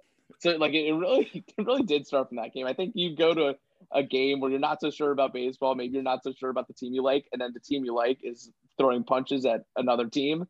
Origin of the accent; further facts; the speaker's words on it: Tampa, Florida, United States; So yeah, I'm from Tampa, Florida, born and raised.